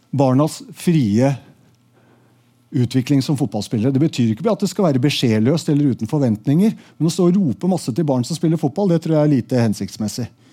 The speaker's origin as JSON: {"language": "Norwegian", "town": "Asker", "region": "Akershus", "country": "Norway", "tie": "born or raised there", "said": "i Asker, der jeg vokste opp"}